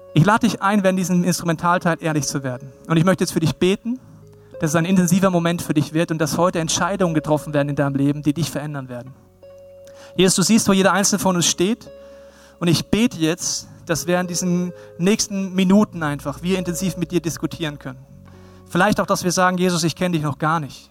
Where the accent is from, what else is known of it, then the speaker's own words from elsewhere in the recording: Bavaria, Germany; Ich mag mein Heimatland Bayern